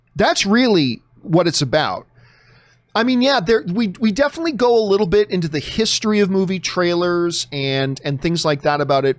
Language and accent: English; Canada; now in United States; my home country